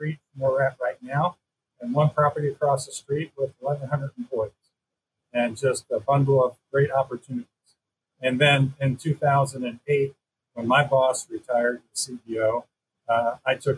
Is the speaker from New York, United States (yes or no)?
yes; Long Island, New York, United States; moved away as an adult; I'm a native of Long Island, New York. So I lived there until I went away to college